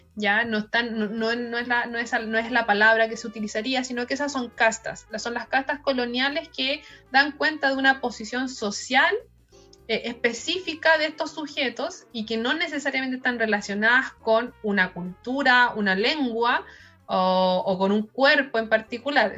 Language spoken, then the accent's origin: Spanish; Chile; tenemos como chilenos